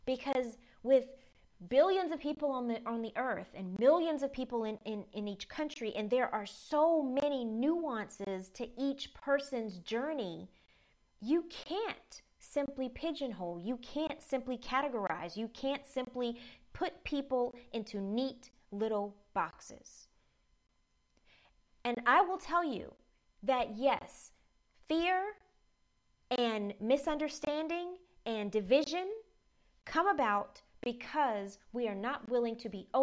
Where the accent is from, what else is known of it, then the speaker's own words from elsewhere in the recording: the South, United States; I grew up in the South